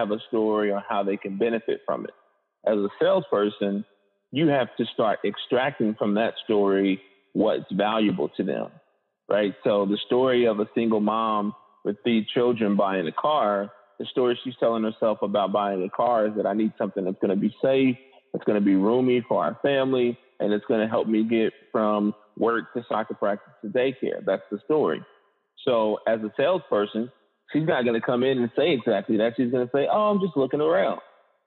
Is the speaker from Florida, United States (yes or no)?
no; Indianapolis, Indiana, United States; born and raised in Indianapolis, Indiana